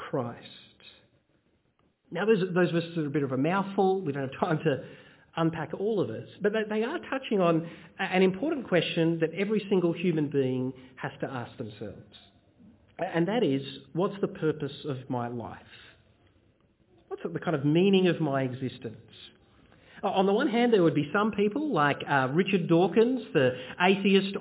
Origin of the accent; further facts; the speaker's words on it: Bendigo, Victoria, Australia; When I was a kid, I grew up in Bendigo in central Victoria.